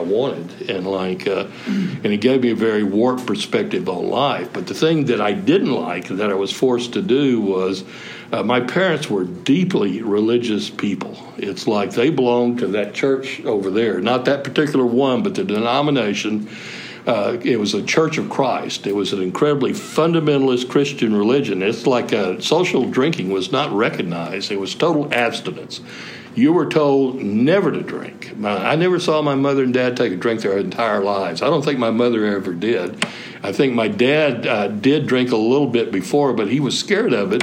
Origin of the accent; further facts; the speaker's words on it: Sherman, Texas, United States; also born or lived in Austin, Texas; I grew up in North Texas in Sherman